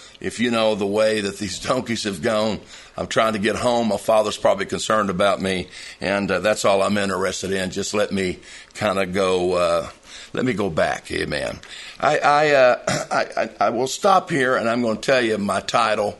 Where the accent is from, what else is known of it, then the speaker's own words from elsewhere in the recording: Southeast Missouri, United States; I was born in Southeast Missouri. Of course, if you know anything about Southeast Missouri and around the Kennett area, a lot of farming there. So farming is not something that we're strangers to. My father worked on a farm for a while